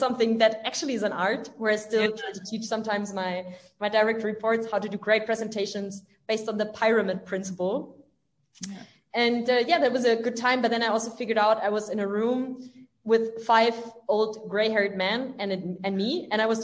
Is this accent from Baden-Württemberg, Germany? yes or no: yes; village near Stuttgart, Baden-Württemberg, Germany; moved away as an adult; also born or lived in France; now in Berlin, Germany; I'm from the south of Germany, like a little village close to Stuttgart. So I'm rather from the countryside.